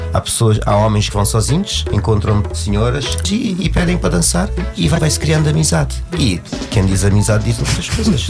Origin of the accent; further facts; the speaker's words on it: Cape Verde; moved away as an adult; now in Portugal; eu eu não nasci cá, nasci em Cabo Verde. Vim para cá já com 31 anos